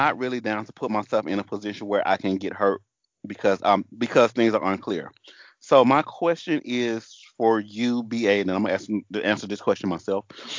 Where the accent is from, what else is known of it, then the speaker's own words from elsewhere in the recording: the South, United States; accent: southern; So excuse my southern accent, and if I drop a couple vowels and syllables, forgive me.